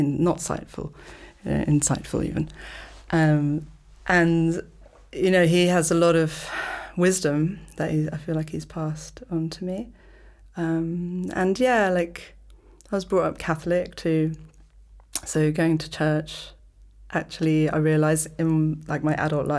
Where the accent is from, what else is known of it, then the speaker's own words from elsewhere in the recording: London, United Kingdom; moved away as an adult; now in Malta; I grew up in London, and my mother is from Malta, my father's from North America, from New York